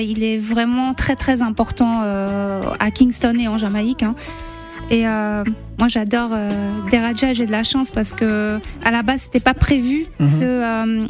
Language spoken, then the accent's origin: French; Côte d’Ivoire; also born or lived in Liberia / Lebanon (ancestry); on s'est réfugié en Côte d'Ivoire